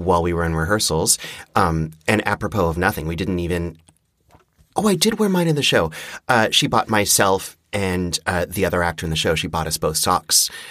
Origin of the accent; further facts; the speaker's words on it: Montreal, Quebec, Canada; the house that I grew up in in Montreal